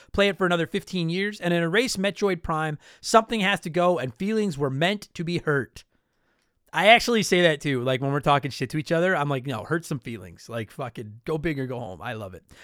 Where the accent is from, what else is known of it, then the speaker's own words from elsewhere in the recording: Canada; I'm Canadian. I live here right now. It's fucking snowing outside. I live in Canada.